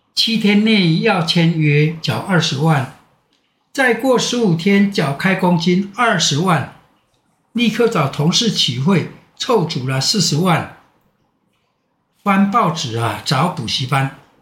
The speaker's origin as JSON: {"language": "Chinese", "area": "Minhe Village", "region": "Nantou County", "country": "Taiwan", "tie": "born or raised there", "also_born_or_lived": "Luye, Taitung County / Taipei", "moved": "as an adult", "said": "这是我的家乡，只要有我在，民和没问题"}